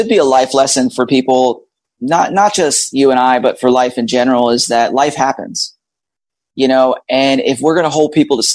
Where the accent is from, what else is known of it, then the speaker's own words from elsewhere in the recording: Philadelphia, Pennsylvania, United States; moved away as an adult; also born or lived in Georgia / Tennessee / Florida; now in Orlando, United States; I'm actually was born and raised in Philadelphia